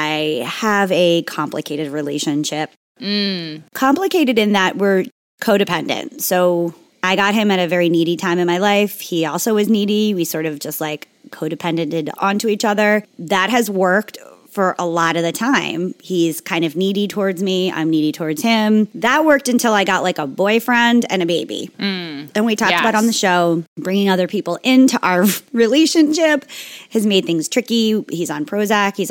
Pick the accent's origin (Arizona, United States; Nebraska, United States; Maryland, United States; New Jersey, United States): New Jersey, United States; Margate City; moved away; We've been spending so much time in Margate, my hometown, with my mom